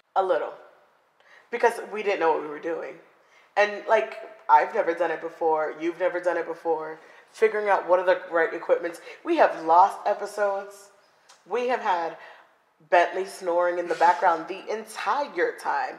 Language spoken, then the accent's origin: English; Coral Springs, Florida, United States; moved away as an adult; also born or lived in Lawrence, Massachusetts; now in Seattle, United States; I grew up in Coral Springs.